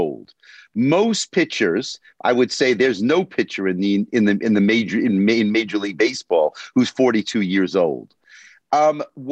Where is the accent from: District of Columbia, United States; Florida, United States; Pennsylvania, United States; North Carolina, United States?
District of Columbia, United States; Washington; I grew up in Washington, D.C.